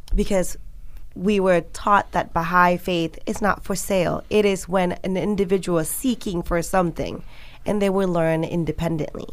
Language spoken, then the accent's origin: English; Malaysia; when I was growing up in Malaysia